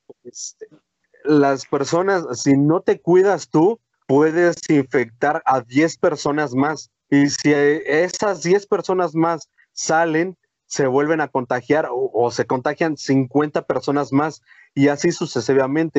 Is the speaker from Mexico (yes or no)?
yes; Mexico; recordamos lo que somos los mexicanos